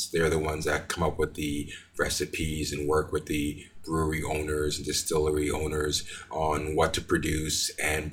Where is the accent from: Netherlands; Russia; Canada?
Canada; Montreal, Quebec; moved away as an adult; also born or lived in Jamaica; now in Calgary, Canada; I was born in Jamaica. My father brought me and my mother to Canada in 1974. And I've been living in Montreal, Quebec since then up until 1997